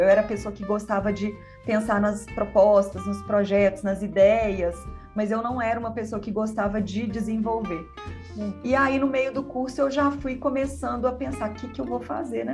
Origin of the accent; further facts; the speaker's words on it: Belo Horizonte, Minas Gerais, Brazil; Eu sou de Belo Horizonte